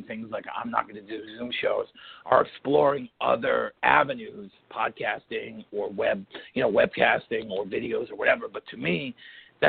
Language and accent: English; New York City, New York, United States; accent: Brooklyn; I'm from Brooklyn, and a lot of Brooklyn comes through in the way.